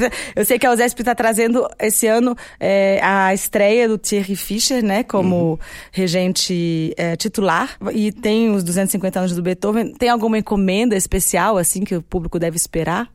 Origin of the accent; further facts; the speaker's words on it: Brasília, Federal District, Brazil; Eu mesma sou de Brasil. Brasília